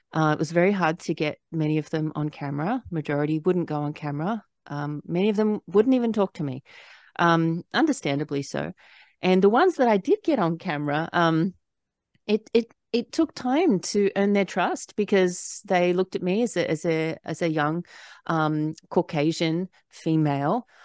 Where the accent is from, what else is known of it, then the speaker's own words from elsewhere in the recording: Australia; moved away as an adult; now in United States; I, I was born and raised in Australia, but I, I lived here for twelve years